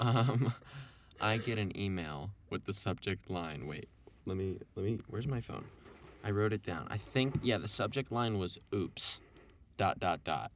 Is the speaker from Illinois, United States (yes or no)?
yes; Evanston, Illinois, United States; I'm from Evanston here